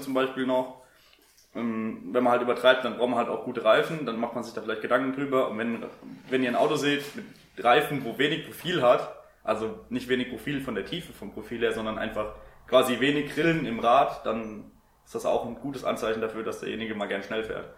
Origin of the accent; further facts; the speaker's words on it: Germany; als Deutscher